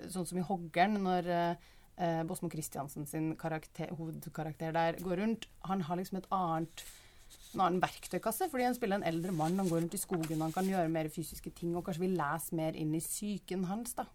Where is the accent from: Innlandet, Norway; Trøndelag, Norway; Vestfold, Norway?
Trøndelag, Norway; som trønder